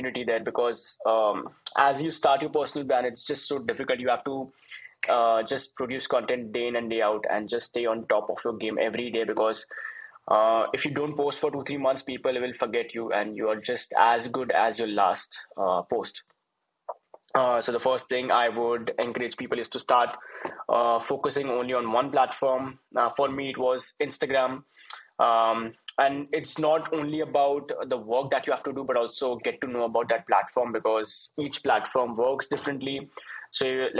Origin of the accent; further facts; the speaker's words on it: India; I'm from India